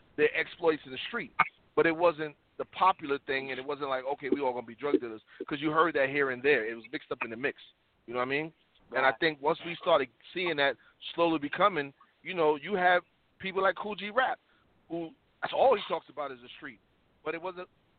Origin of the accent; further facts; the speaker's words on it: New York City, New York, United States; I'm from the South Bronx